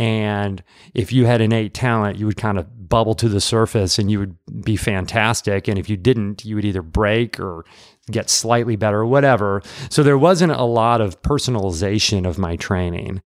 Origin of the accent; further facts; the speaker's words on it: Peoria, Illinois, United States; moved away as an adult; also born or lived in Atlanta, Georgia; now in Nashville, United States; I'm from the Midwest. from central Illinois, Peoria, Illinois